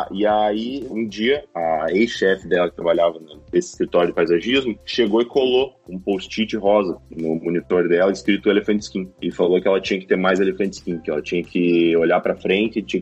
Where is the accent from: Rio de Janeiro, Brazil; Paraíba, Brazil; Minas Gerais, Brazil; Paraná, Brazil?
Paraná, Brazil; Cascavel; moved away as an adult; also born or lived in Curitiba, Brazil; now in United States; Eu sou do interior do Paraná, sou de Cascavel.